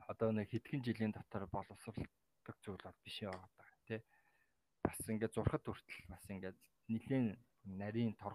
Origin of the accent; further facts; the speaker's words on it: Mongolia; also born or lived in Taiwan; Би Монгол улсын иргэн те. Монгол улсад төрсэн газар их газрыг л мэднэ.